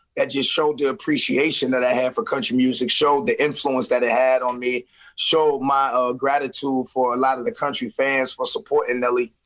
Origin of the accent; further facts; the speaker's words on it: St. Louis, Missouri, United States; just like I'm from St. Louis.